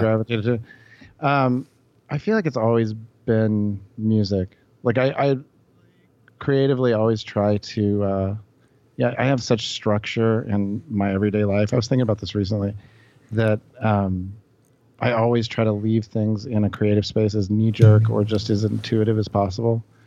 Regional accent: Memphis, Tennessee, United States; moved away as an adult; also born or lived in New York; I grew up in Memphis. I just, uh, I moved away from here when I was about eighteen

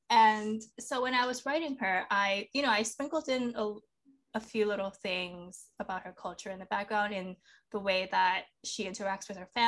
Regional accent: Miami, Florida, United States; I grew up in Miami, so I can I went to a lot of quinceañeras

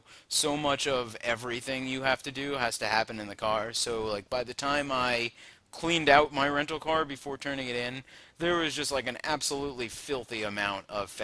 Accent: Long Island, New York, United States; But then I'm from Long Island, which is near the ocean

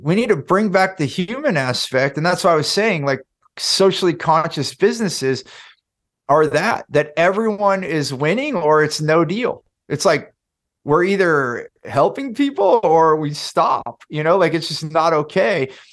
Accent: Silicon Valley, California, United States; I grew up in Silicon Valley, in California

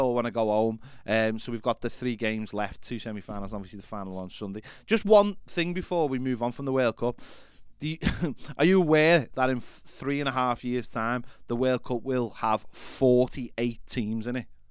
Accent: England, United Kingdom; as English or even British people

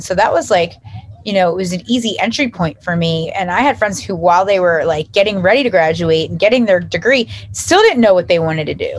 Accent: United States; also born or lived in South Jersey / North Jersey; now in New Jersey, United States; I grew up right outside of Philly.

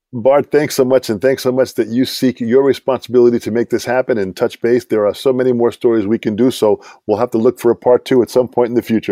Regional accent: Long Island, New York, United States; I'm from Long Island.

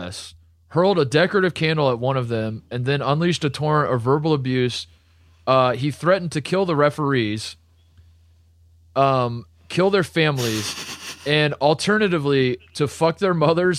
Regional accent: Columbus, Ohio, United States; right as the Blue Jackets, my hometown team, went on a massive winning streak

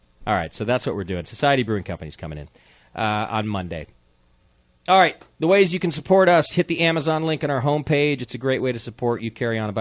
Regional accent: California, United States; us Californians

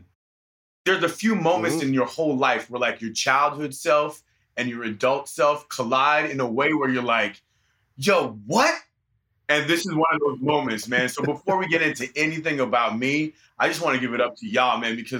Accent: Vancouver, British Columbia, Canada; moved away as an adult; They moved out together to Vancouver, and that's when I was born

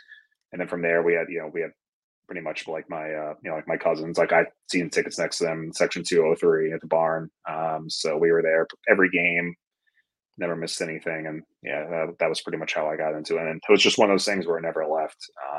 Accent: Fort Salonga, New York, United States; also born or lived in Valley Stream; So I was born in Valley Stream. I lived there until I was about six. And then we were in Fort Salonga, like Smithtown area, until we moved. So that was where I was. So I was in Nassau, then I was Suffolk.

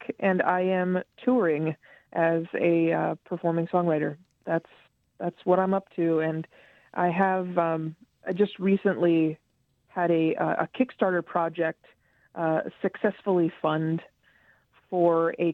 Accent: Charleston, West Virginia, United States; I grew up in Charlestown, West Virginia

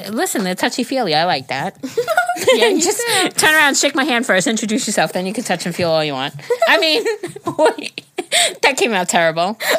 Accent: New York, United States; I'm a New Yorker. I know how to do that shit.

